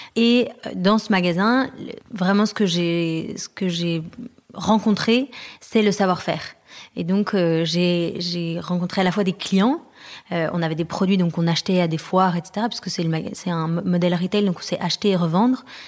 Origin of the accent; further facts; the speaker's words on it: France; also born or lived in London; now in Paris, France; on est rentré à Paris parce qu'on est français mais on a habité longtemps à l'étranger